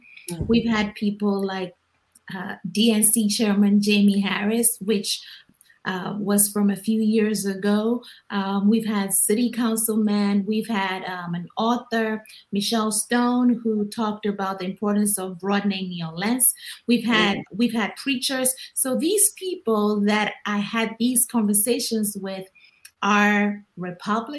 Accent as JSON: {"language": "English", "country": "Ghana", "tie": "born or raised there", "moved": "yes", "said": "growing up in Ghana"}